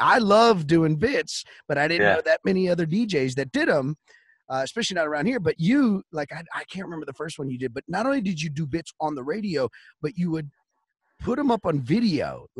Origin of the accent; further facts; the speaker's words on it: Wichita Falls, Texas, United States; I'm from Wichita Falls, so I get the scene. It's a hop, skip away.